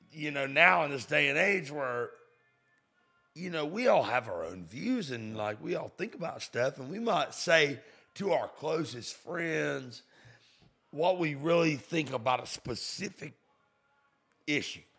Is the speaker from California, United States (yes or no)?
no; St. Augustine, Florida, United States; moved away as an adult; now in Nashville, United States; I'm from Florida. Where I come from is Saint Augustine, Florida